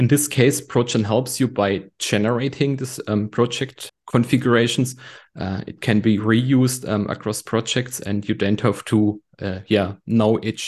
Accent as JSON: {"language": "English", "country": "Germany", "said": "I'm from Germany."}